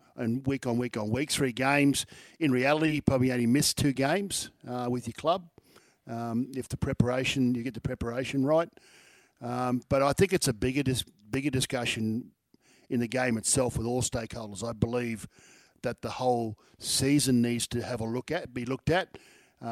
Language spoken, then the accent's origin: English; Queensland, Australia; I'm still feeling very satisfied as a Queenslander